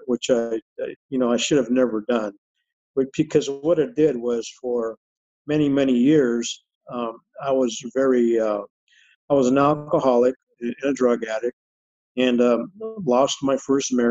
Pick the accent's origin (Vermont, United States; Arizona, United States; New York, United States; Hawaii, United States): Arizona, United States; Phoenix; I was born and raised here in Phoenix, Arizona, and grew up downtown